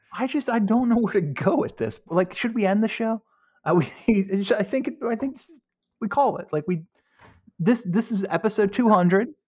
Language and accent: English; United States; I'm an American